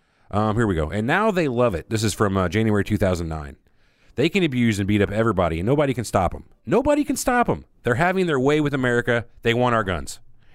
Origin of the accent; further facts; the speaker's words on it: Dallas, Texas, United States; I grew up in Dallas, Texas, drinking sodium fluoridated water.